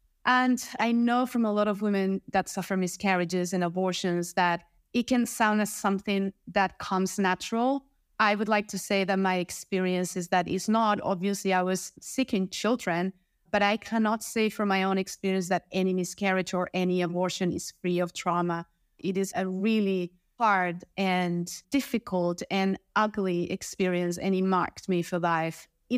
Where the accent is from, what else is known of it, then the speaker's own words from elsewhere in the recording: Spain; I come from Spain in Europe, and I work in sales.